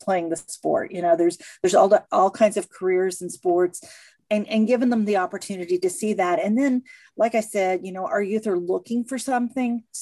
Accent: Missouri, United States; moved away; I'm originally from Missouri, so we were a divided family. My sister was a, a, Kansas City fan, and I was a St. Louis fan

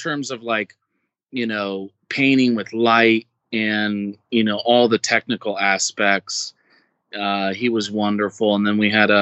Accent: Indiana, United States; moved away as an adult; now in California, United States; I'm from Indiana

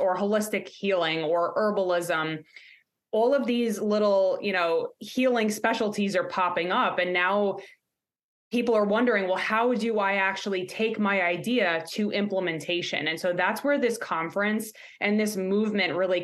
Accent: New York, United States; now in Pittsburgh, United States; I'm a Yinzer now. I guess you can say that, even though I'm from New York, you'll hear the accent come out.

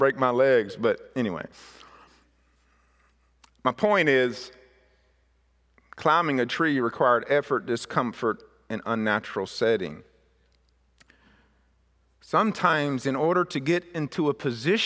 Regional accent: Mississippi, United States; Where I was raised in Mississippi was an area that where very big pine trees was raised

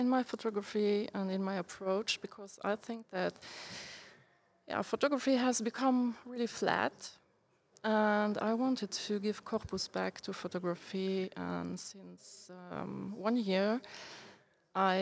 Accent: Luxembourg; English is a second language; also born or lived in Brussels; I was born in Luxembourg. I live here too

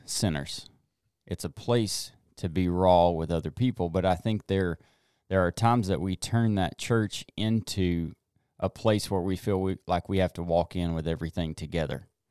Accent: the South, United States; growing up in the South

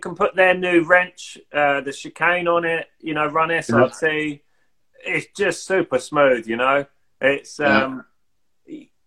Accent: Kent, South East England, United Kingdom; moved away as an adult; now in Sweden; we came from Kent, so in the southeast of England

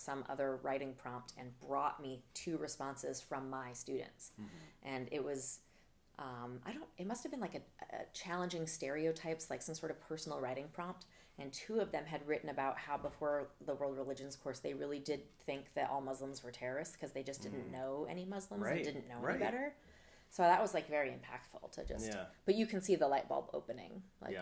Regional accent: Bangor, Maine, United States; also born or lived in Washington County, Maine / California; I grew up in Maine, mostly in Bangor. I'd say we moved there when I was in fourth grade.

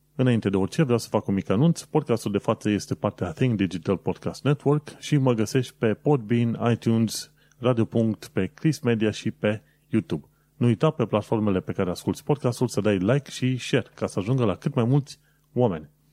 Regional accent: Romania; noi, ca români

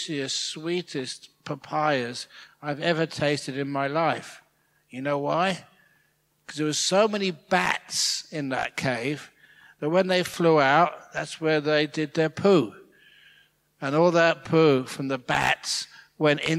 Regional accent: England, United Kingdom; also born or lived in Thailand; now in Australia; I'm English. That's where I was born.

